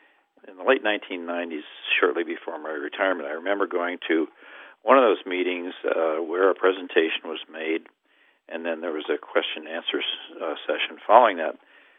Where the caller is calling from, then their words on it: University Park, Maryland, United States; I'm calling from University Park, Maryland, a D.C. suburb.